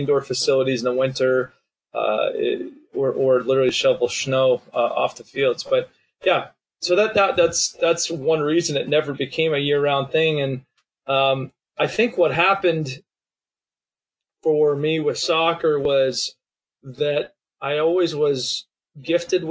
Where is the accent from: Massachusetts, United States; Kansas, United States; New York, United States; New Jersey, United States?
Massachusetts, United States; Boston; now in Southern California, United States; I grew up in New England and Boston, or just outside